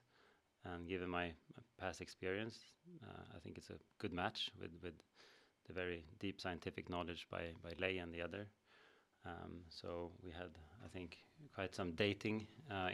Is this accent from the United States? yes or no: no; Uppsala, Uppsala County, Sweden; born and raised in Uppsala